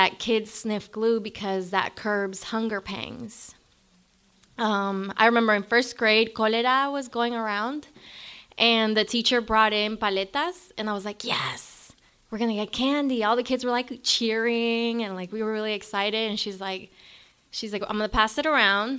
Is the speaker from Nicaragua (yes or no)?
yes; Managua, Nicaragua; moved away; I was born in Managua, Nicaragua, in a barrio called Chico Pelon.